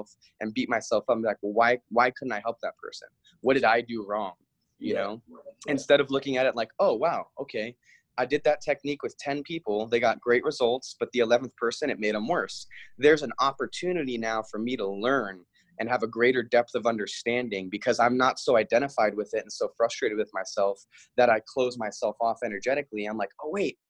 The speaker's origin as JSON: {"language": "English", "area": "Big Island", "region": "Hawaii", "country": "United States", "tie": "born or raised there", "moved": "yes", "lives_now": "California, United States", "said": "I was born and raised in Hawaii on the Big Island"}